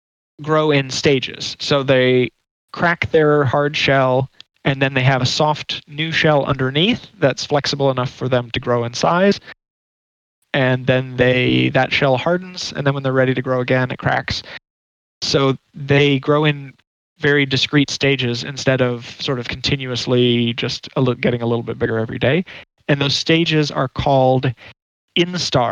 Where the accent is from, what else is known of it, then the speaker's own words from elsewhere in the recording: Chesapeake Bay, United States; I also grew up around the Chesapeake Bay and ate hard crabs all the time